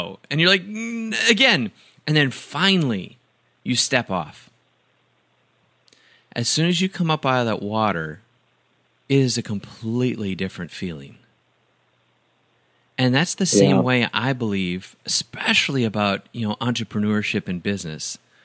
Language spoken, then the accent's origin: English; Wisconsin, United States; I grew up in Wisconsin